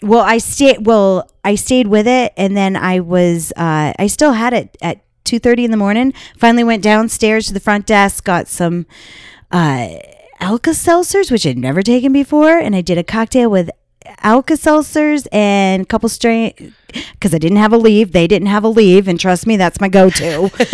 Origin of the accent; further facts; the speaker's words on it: Las Vegas, Nevada, United States; We're from Vegas